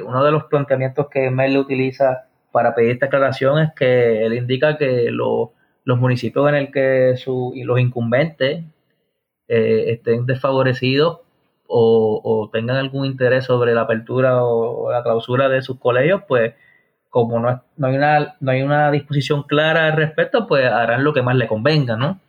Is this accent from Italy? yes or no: no; Puerto Rico; lo que nosotros eh, merecemos como puertorriqueños